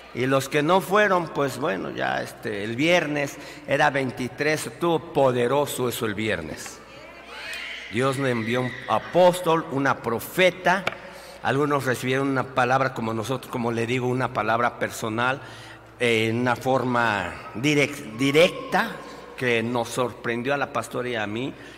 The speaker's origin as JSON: {"language": "Spanish", "country": "Mexico", "said": "nosotros como mexicanos"}